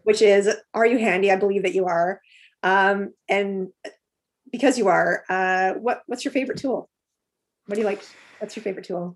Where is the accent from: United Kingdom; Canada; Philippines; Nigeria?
Canada; Alberta; moved away; I grew up in Alberta, and the water there is much different than it is here.